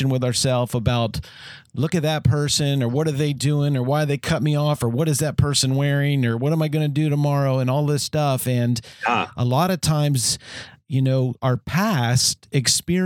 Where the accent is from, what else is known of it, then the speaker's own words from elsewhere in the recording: Bowie, Maryland, United States; also born or lived in Washington, D.C.; I was born in Washington, D.C. and grew up for most of my life in Bowie, Maryland.